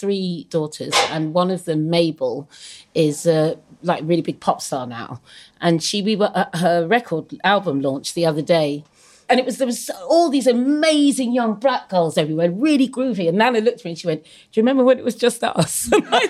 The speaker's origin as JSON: {"language": "English", "area": "Suffolk", "region": "East of England", "country": "United Kingdom", "tie": "born or raised there", "said": "I grew up in Suffolk in the 70s"}